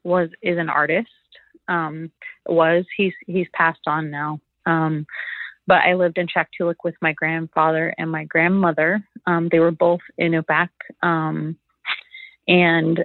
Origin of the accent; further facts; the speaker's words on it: Anchorage, Alaska, United States; also born or lived in California; I grew up in Anchorage